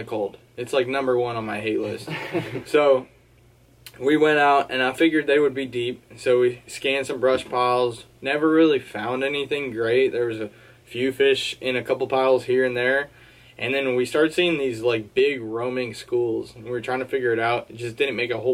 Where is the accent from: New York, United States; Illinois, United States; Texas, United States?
Texas, United States; Houston; moved away as an adult; now in Dallas, United States; I'm originally from Northeast Houston